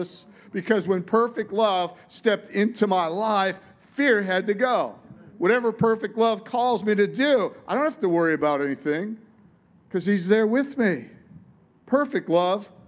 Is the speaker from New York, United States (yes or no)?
no; Detroit, Michigan, United States; In Detroit, where I come from, it's like, tell it like it is. I'm from Detroit